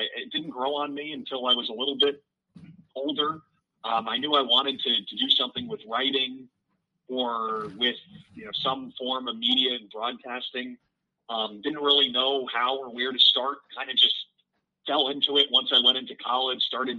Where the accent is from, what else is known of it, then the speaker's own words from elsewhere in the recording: United States; moved away as an adult; also born or lived in Syracuse, New York / Nebraska / Michigan; now in Iowa, United States; I grew up about on the East Coast there, about 10 miles or so from New York City. But have lived in the Midwest a number of times since graduating college.